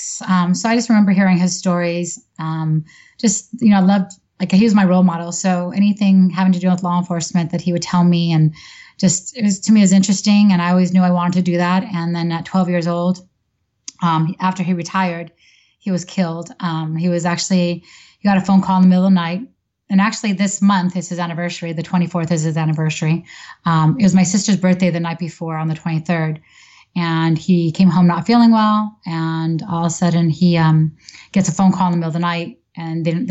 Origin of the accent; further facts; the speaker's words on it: Santa Monica, California, United States; now in Santa Clarita, United States; Grew up in Santa Monica, born, raised, went to high school there